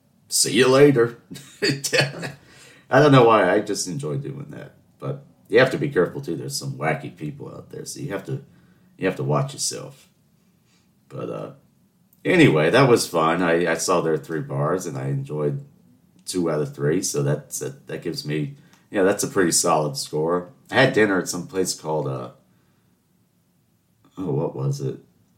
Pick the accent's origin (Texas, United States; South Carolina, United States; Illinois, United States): South Carolina, United States; Charleston; know why I don't have an accent, but people don't believe I'm from Charleston. They think I'm from somewhere up north, but no, I have to tell them I'm born and raised in Charleston.